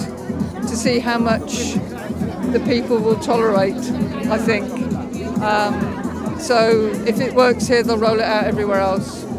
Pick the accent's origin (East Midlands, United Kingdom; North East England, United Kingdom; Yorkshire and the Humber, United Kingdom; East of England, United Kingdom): East of England, United Kingdom; Stowmarket; From Stowmarket in Suffolk